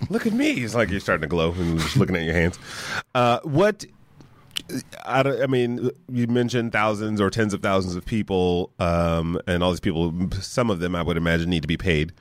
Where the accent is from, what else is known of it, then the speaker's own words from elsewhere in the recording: Detroit, Michigan, United States; moved away as an adult; I grew up in Detroit